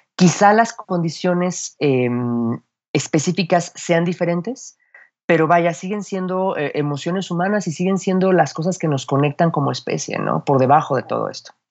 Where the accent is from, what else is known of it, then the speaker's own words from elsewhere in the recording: Mexico City, Mexico; accent: chilango; el chilango, todos hablamos como película de, Pedro Infante